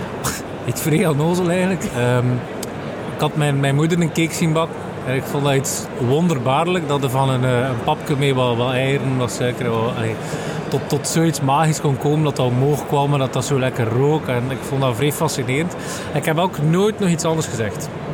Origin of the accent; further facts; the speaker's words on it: Aalter, Flanders, Belgium; ik ben afkomstig van Aalter